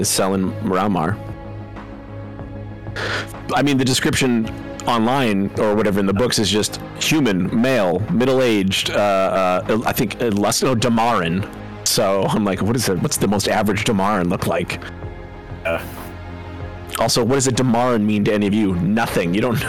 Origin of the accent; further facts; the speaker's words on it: Canada; We're Canadian.